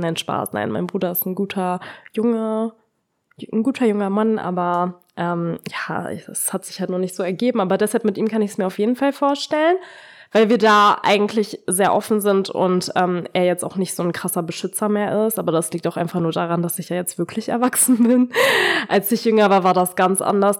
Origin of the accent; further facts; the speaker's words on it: Braunschweig, Lower Saxony, Germany; ich war nicht mal in meiner Heimatstadt, also ich war nicht in Braunschweig